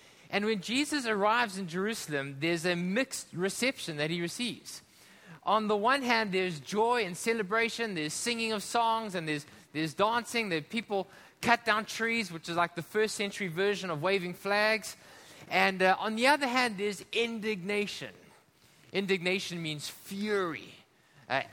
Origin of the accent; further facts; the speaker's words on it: South Africa; now in Hong Kong; we come from South Africa